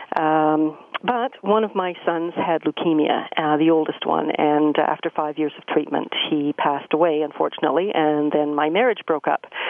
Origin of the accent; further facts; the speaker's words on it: Peterborough, Ontario, Canada; also born or lived in London, Ontario; I was born and raised in Peterborough, Ontario